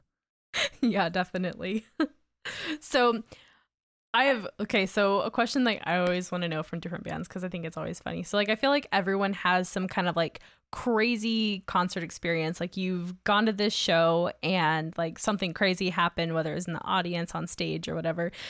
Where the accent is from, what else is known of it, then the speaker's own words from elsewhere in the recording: Augusta, Georgia, United States; now in Salt Lake City, United States; where I grew up in Georgia, which, it was Augusta